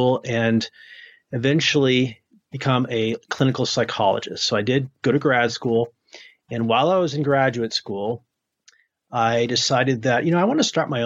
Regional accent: New England, United States; moved away; also born or lived in New Hampshire / Maine; I grew up in the Northeast in New England, in New Hampshire and Maine

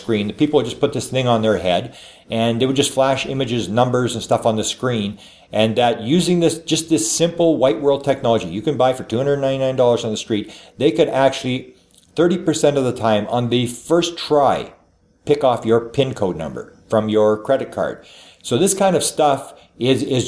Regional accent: Canada; I am a Canadian.

